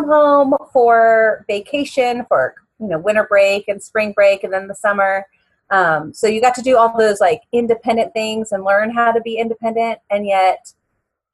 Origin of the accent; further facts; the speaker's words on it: Miami, Florida, United States; moved away as an adult; also born or lived in Hollywood, Florida; now in Washington, D.C. area, United States; I'm originally from Miami, Florida